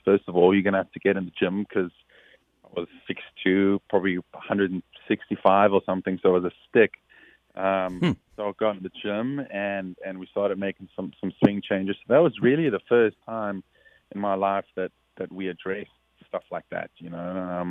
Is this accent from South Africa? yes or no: yes; South Africa; someone I looked up to a lot, especially being South African.